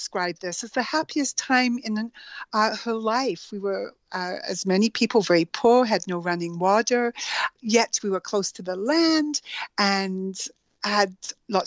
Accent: Alberta, Canada; also born or lived in Edmonton / Guyana; I grew up in Alberta, in Canada, and my first years were spent in a small community, the current population is five, called Tuatna, Alberta.

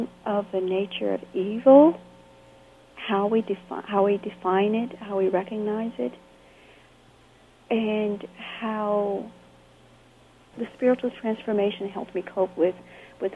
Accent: Camp Hill, Alabama, United States; moved away as an adult; also born or lived in California; In my hometown in Alabama, I was fairly isolated

